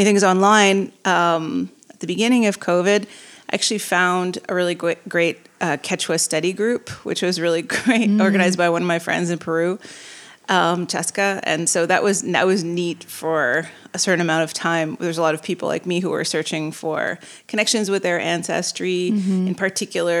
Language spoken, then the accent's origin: English; Montreal, Quebec, Canada; moved away as an adult; now in Greensboro, United States; I was born and raised in Montreal, Canada